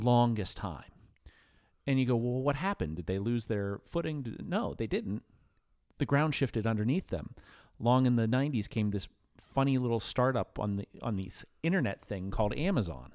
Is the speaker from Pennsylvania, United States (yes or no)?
yes; New Castle, Pennsylvania, United States; I grew up in in Newcastle, PA